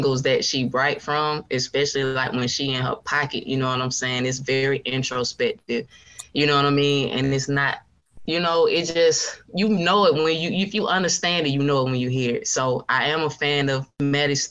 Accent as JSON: {"language": "English", "town": "Atlanta", "region": "Georgia", "country": "United States", "tie": "born or raised there", "said": "Born and raised in Atlanta, Georgia. I'm a Grady baby"}